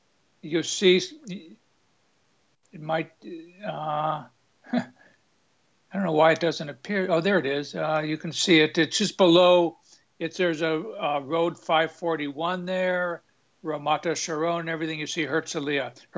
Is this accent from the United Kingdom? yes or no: no; Los Angeles, California, United States; moved away as an adult; also born or lived in San Francisco Bay Area; now in Israel; I'm an expat. I'm originally from California, grew up in Los Angeles, spent many years in sailing also in the San Francisco Bay Area.